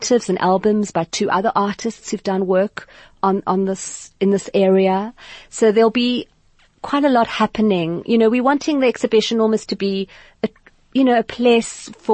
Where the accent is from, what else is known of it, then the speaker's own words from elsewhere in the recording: Cape Town, Western Cape, South Africa; I grew up in Sea Point, Cape Town